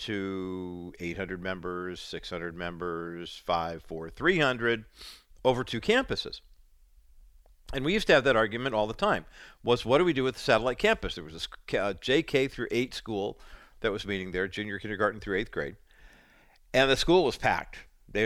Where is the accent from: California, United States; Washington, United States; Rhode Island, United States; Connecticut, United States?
California, United States; Santa Ana; growing up in Orange County in the Santa Ana area